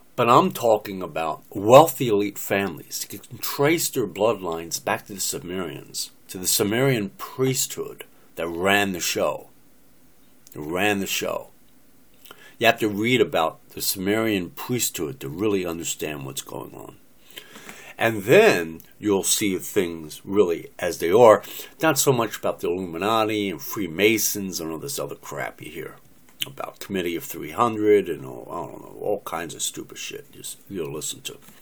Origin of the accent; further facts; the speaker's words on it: United States; I'm an American, born and raised in America since 1958